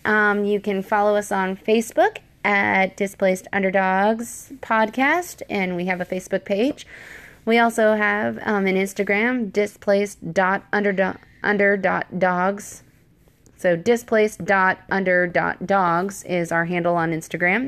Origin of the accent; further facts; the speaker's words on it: Washington, United States; moved away; I'm from Washington State